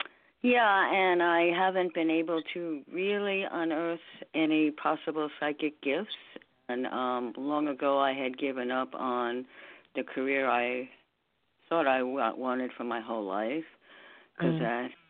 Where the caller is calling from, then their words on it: New York, United States; I'm calling from New York, so not all that international.